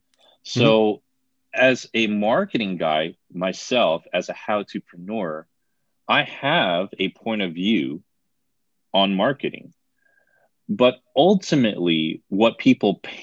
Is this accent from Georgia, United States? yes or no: no; New Jersey, United States; moved away; I'm from New Jersey originally